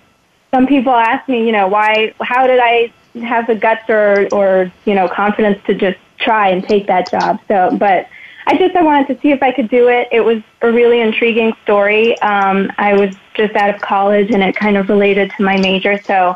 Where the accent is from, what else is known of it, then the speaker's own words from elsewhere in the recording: New York, United States; moved away; also born or lived in France; I grew up in New York and later relocated to France for a few years.